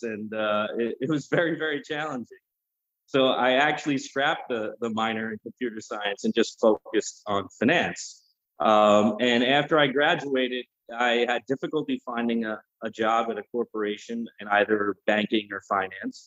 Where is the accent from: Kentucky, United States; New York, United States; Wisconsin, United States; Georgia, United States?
New York, United States; Long Island; I grew up in Long Island